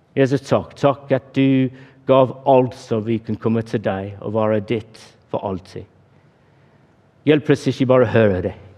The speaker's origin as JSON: {"language": "Norwegian", "region": "England", "country": "United Kingdom", "second_language": "Norwegian", "moved": "yes", "said": "Jeg er engelskmann"}